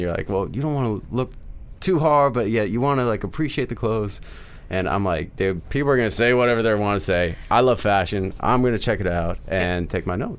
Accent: Midwest, United States; I'm from the Midwest

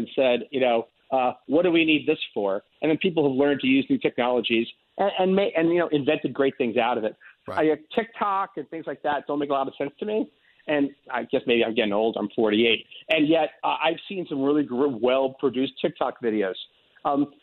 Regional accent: New York, United States; a New Yorker

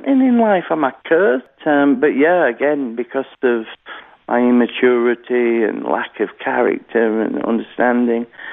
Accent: Halifax, Yorkshire and the Humber, United Kingdom; I was born in Halifax, West Yorkshire, here in the United Kingdom

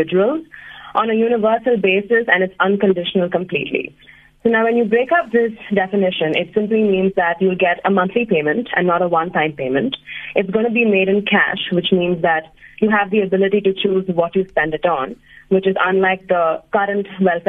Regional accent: South India, India; now in Bangalore, India; I am from South India

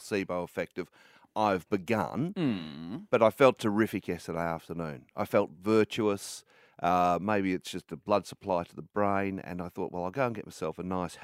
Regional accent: Bayswater, Victoria, Australia; I grew up in Bayswater

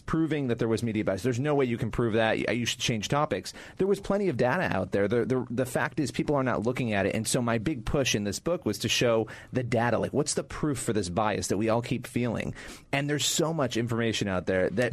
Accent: Rochester, New York, United States; I grew up in Rochester, New York, which was a much more balanced place ideologically.

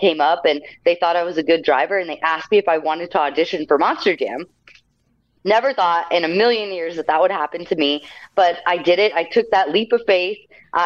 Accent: El Paso, Texas, United States; I used to go to the show in my hometown of El Paso, Texas all the time

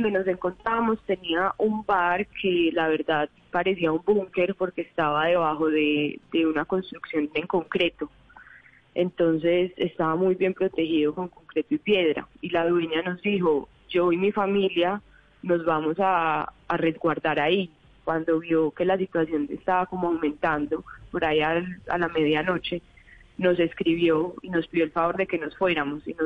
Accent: Medellín, Antioquia, Colombia; De Medellín.

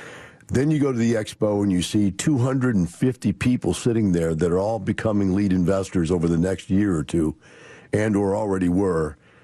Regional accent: Wisconsin, United States; now in Texas, United States; I came from Wisconsin, which is a radically liberal leftist kind of state. And I lived in the Capitol and the college, both in the same town.

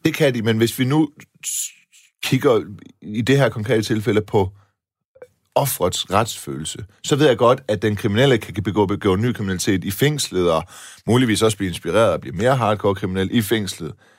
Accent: Silkeborg, Central Denmark Region, Denmark; jeg voksede op på Balle Kirkevej uden for Silkeborg

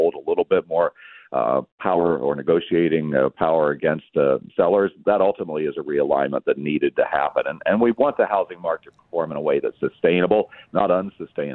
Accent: Kansas, United States; it became the center of the town where I grew up in Kansas

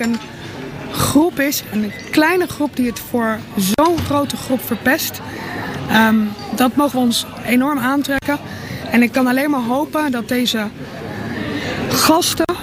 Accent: Rotterdam, South Holland, Netherlands; als Rotterdammers

